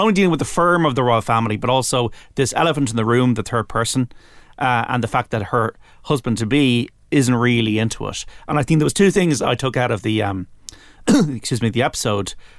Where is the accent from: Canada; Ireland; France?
Ireland; as an Irish person